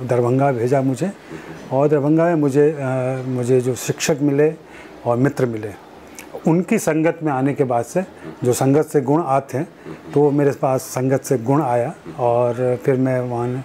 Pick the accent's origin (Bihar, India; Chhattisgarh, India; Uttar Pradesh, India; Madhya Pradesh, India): Bihar, India; Chapra; born there; मैं बिहार में छपरा में पैदा हुआ आ, छपरा मेरा ननिहाल हुआ